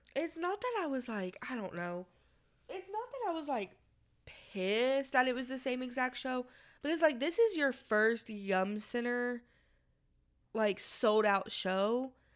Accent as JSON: {"language": "English", "town": "Louisville", "region": "Kentucky", "country": "United States", "said": "we're from Louisville"}